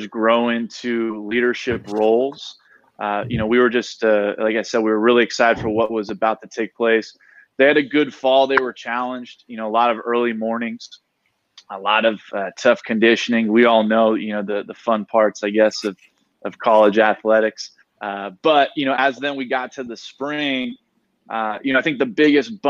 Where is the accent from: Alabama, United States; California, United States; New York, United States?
California, United States; Mission Viejo; also born or lived in Los Angeles; now in San Diego, United States; always just been a Southern California guy myself. I grew up in Mission Viejo, so only about an hour north of San Diego